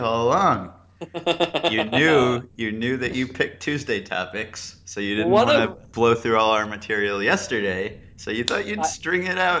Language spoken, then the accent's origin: English; New York City, New York, United States; I grew up in Manhattan.